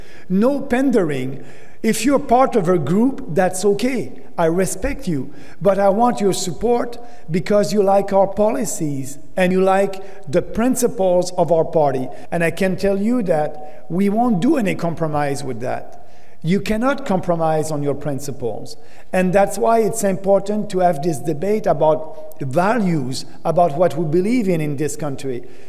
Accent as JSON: {"language": "English", "country": "Canada", "said": "But I will do everything for you as a Canadian."}